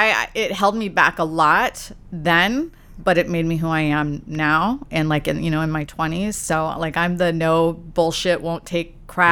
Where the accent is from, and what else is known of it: California, United States